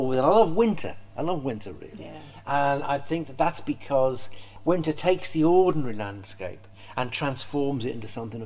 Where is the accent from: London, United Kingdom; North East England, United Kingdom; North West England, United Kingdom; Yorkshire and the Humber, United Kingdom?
North West England, United Kingdom; Merseyside; I grew up on Merseyside